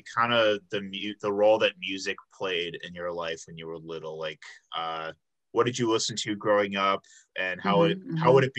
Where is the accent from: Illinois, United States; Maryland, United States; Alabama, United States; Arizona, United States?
Illinois, United States; Chicago; Yeah, I'm from the Chicago area. I grew up in the south suburbs